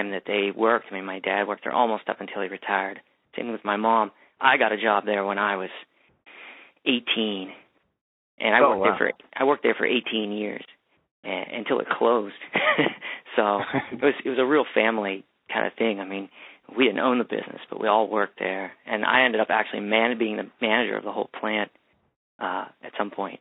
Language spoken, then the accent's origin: English; Bethel Park, Pennsylvania, United States; I grew up in the suburbs outside of Pittsburgh.